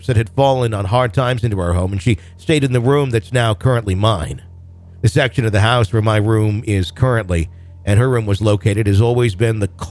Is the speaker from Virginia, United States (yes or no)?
no; Wisconsin, United States; I grew up in Wisconsin